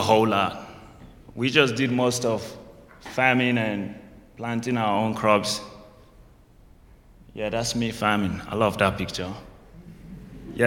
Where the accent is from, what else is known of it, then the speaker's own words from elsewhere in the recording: Nigeria; also born or lived in England; now in United States; I'm from Nigeria, West Africa